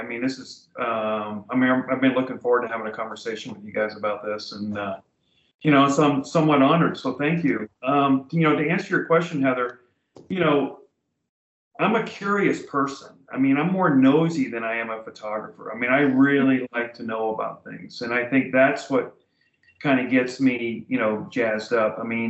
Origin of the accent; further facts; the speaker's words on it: Florida, United States; Well, I grew up in Florida in the 60s.